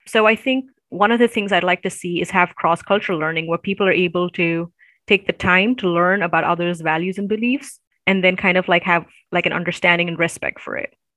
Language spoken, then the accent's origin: English; Chennai, Tamil Nadu, India; now in United States; I am from the southern part of India. It's um, in the state of Tamil Nadu. Uh, so Tamil is the language we speak, and Nadu means the land of Tamil-speaking people. And so I'm in the capital city, Chennai